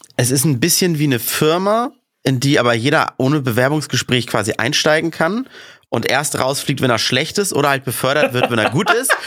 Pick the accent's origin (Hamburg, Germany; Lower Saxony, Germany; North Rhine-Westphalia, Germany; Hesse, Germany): Hamburg, Germany; im DSV, da wo ich aufgewachsen bin, Dufenstädter Sportverein